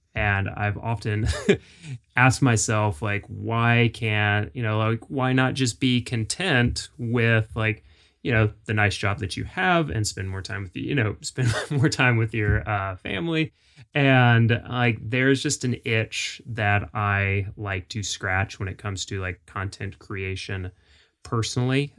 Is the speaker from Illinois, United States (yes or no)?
no; Jacksonville, Florida, United States; moved away as an adult; now in Nashville, United States; I grew up in Florida, Florida boy, uh, Jacksonville